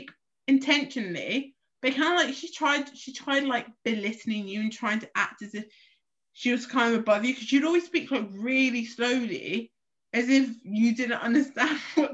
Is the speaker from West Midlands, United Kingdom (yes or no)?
no; London, United Kingdom; what part of London you're from and go, oh yeah, I'm from South East